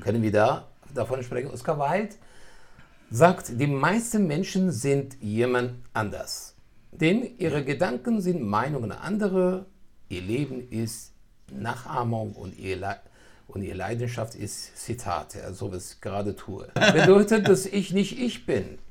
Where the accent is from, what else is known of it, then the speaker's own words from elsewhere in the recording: Iran; moved away; ich bin in Persien geboren, ich bin aus einer schwedischen Tradition gekommen und dann doch mich weiterentwickelt habe dann bin ich hierher gekommen